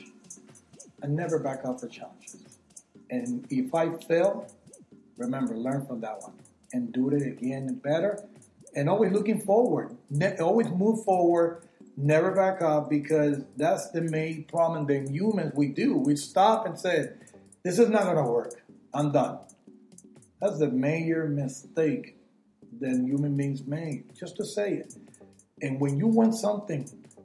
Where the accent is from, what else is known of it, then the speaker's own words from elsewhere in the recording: New Jersey, United States; also born or lived in Puerto Rico; born in Puerto Rico and raised in New Jersey